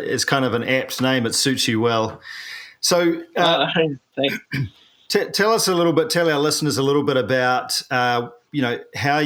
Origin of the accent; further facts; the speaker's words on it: New Zealand; I'm a paraplegic from New Zealand